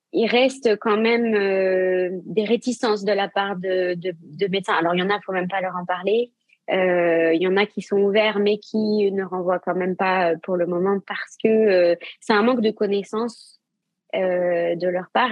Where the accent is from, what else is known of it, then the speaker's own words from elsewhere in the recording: Saint-Malo, Brittany, France; also born or lived in Asia; now in Rennes, France; Je suis basée à Rennes, mais je viens de Saint-Malo comme toi